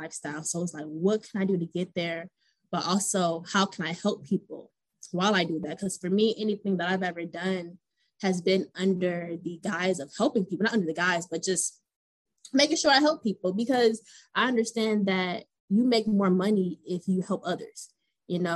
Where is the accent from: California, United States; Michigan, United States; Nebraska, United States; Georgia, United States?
Georgia, United States; Atlanta; also born or lived in Cleveland, Ohio / Kentucky; I'm actually originally from Cleveland, Ohio. So I've been in Atlanta since I was 8.